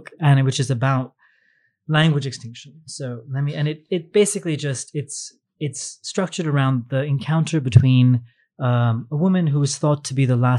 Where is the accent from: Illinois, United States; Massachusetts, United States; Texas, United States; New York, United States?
New York, United States; New York City; I grew up in Manhattan and rarely came to Queens